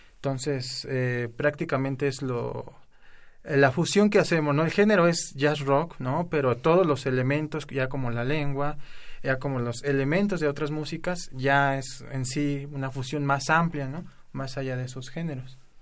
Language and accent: Spanish; Erongarícuaro, Michoacán, Mexico; first language Spanish; somos de una comunidad de Michoacán que se llama Erongarícuaro